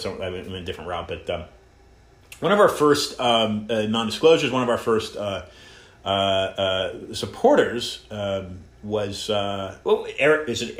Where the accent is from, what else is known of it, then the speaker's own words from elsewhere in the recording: Northern California, United States; moved away; Yeah, so I'm actually from Northern California originally